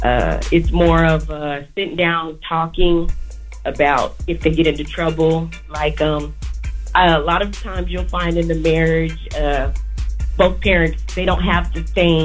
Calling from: San Antonio, Texas, United States; I'm calling from San Antonio, Texas.

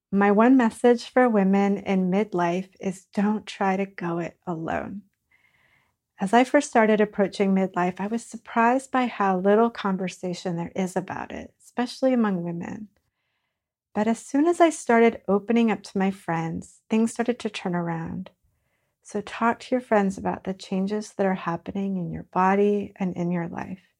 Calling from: Virginia, United States; I'm joining you from Northern Virginia

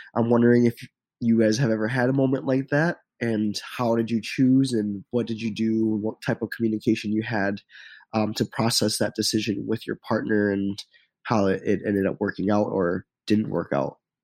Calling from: Garden Grove, California, United States; I'm calling from Garden Grove, California

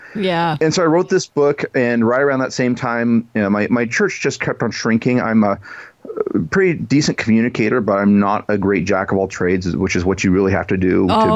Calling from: Washington, United States; Nope. I'm out in the Seattle area, about an hour north of Seattle, the beautiful Skagit Valley.

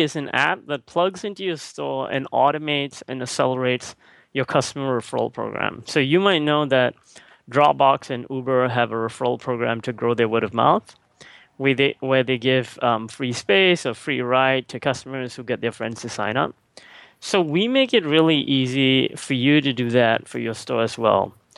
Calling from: Singapore; I'm calling right now from Singapore.

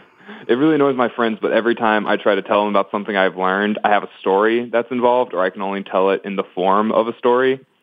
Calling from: Cary, North Carolina, United States; I'm coming from North Carolina.

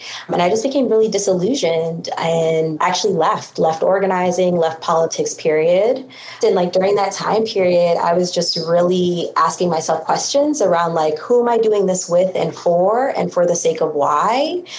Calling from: Minneapolis, Minnesota, United States; I'm calling in from Minneapolis, Minnesota, and I'm an organizer here

